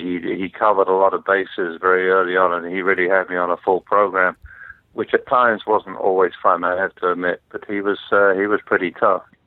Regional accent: London, United Kingdom; grew up in uh, in London, England

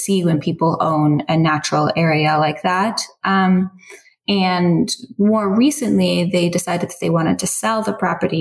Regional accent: Iowa, United States; moved away as an adult; also born or lived in Chicago, Illinois; now in San Antonio, United States; I'm originally from the Midwest. I am from Iowa, but I've lived in Chicago for the past 5-ish years.

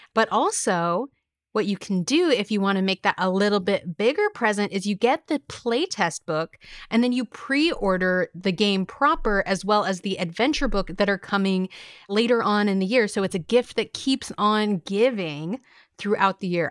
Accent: California, United States; now in New York, United States; I'm originally from California

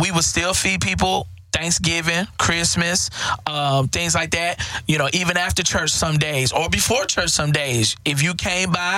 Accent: Houston, Texas, United States; I grew up in Fifth Ward. Crimson Street.

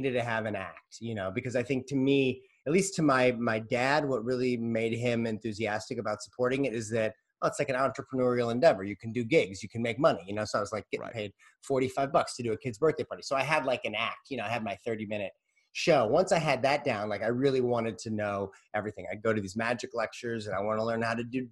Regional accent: St. Louis, Missouri, United States; growing up in St. Louis, there's kind of like a full-on magic community

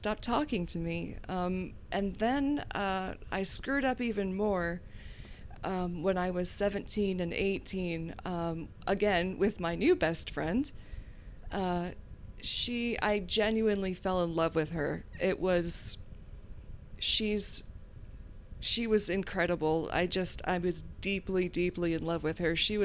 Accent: Gloucester, Virginia, United States; I grew up in Virginia in a rural, tiny little fishing village called Gloucester, technically Guinea

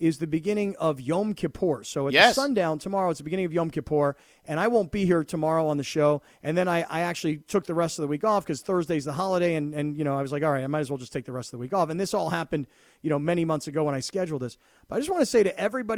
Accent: East Coast, United States; now in California, United States; I grew up on the East Coast where, you know, we actually were Jews.

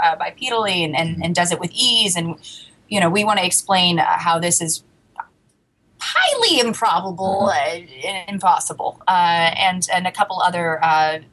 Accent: United States; growing up in the United States

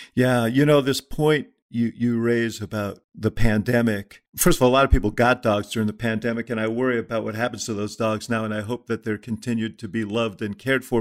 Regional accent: New York, United States; I grew up in Stuyvesant Town in New York

